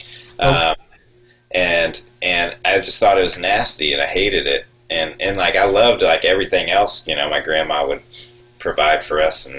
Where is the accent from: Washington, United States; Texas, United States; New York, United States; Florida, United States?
Texas, United States; moved away as an adult; now in South Carolina, United States; I grew up in Texas, but still, Texas is its own thing, right? It's not the South, it's Texas.